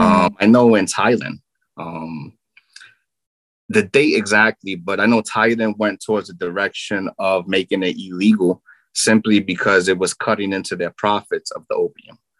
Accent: New York City, New York, United States; I'm from Brooklyn, New York

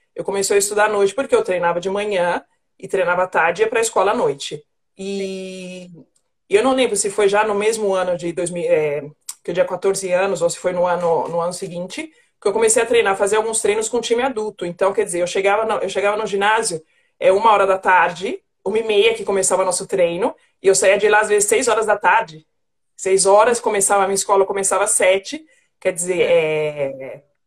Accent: Mauá, São Paulo, Brazil; eu nasci, eu nasci na cidade de Mauá, na Grande São Paulo

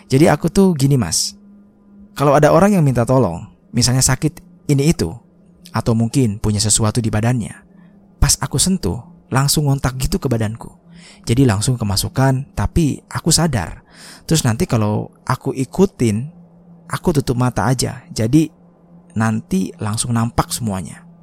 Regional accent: Sumatra, Indonesia; aku ini asli Sumatera.

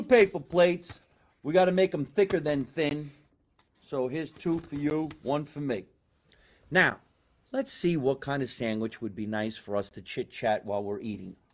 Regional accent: Scotch Plains, New Jersey, United States; here in my hometown of Scotch Plains.

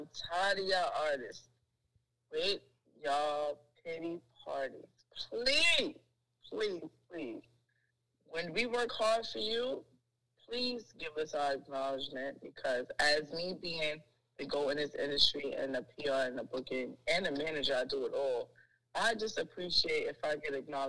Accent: New York City, New York, United States; I'm from Harlem.

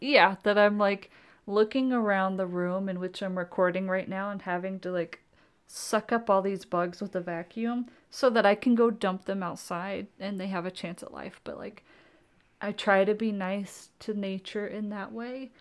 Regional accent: Oklahoma, United States; growing up in Oklahoma

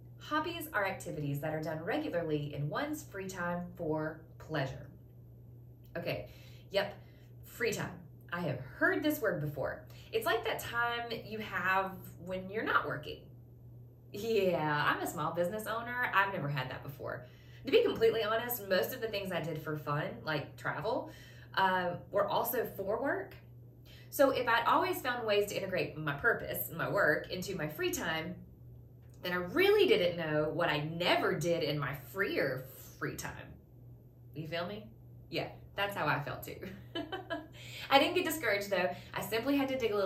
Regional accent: the South, United States; I was raised in the South

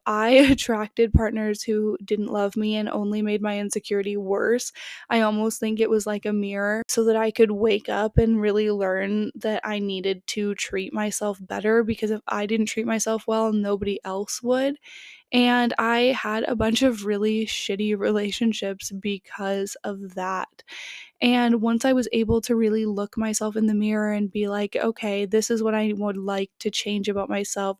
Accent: Canada; also born or lived in California; I grew up in Canada, so it was really cold where I live in the winter

